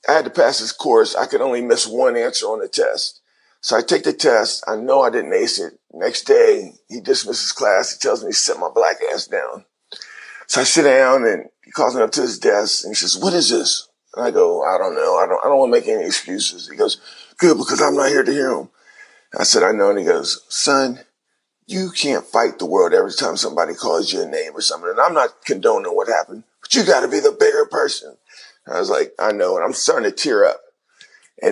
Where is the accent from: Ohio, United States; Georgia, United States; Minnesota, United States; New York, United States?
Ohio, United States; Cincinnati; my hometown